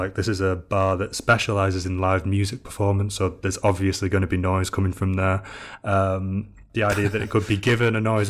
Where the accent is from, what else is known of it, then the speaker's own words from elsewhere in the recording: Salford, North West England, United Kingdom; Well, I'm from Salford.